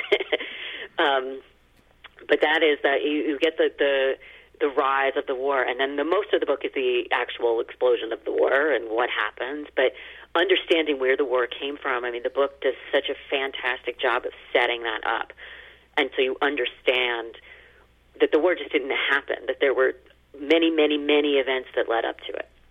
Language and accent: English; United States; as an American